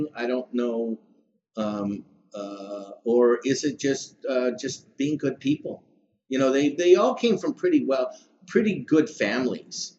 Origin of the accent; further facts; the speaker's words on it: Toronto, Ontario, Canada; also born or lived in United States; I was born there, but but I was raised in Toronto. I moved to Toronto when I was two